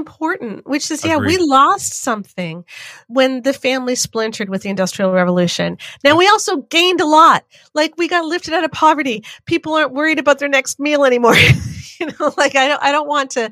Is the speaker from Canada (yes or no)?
yes; Canada; as a Canadian